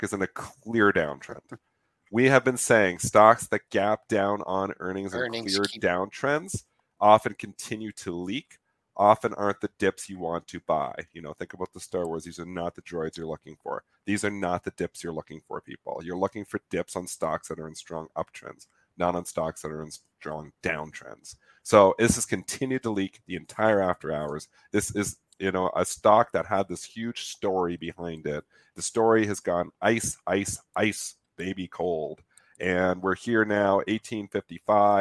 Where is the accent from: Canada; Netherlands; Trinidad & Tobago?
Canada; I'm Canadian